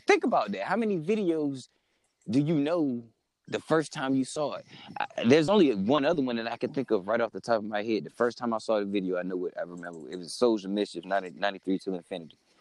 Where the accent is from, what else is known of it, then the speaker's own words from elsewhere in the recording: North Carolina, United States; we're from North Carolina and we didn't experience video music box